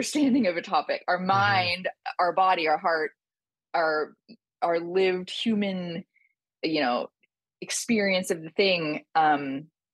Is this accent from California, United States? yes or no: yes; San Francisco Bay Area, California, United States; moved away as an adult; also born or lived in Thailand / New York; I grew up in San Francisco Bay Area